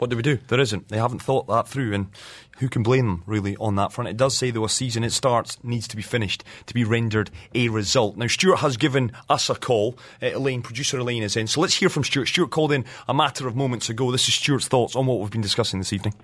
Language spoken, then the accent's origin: English; Scotland, United Kingdom; speaking as a Scotsman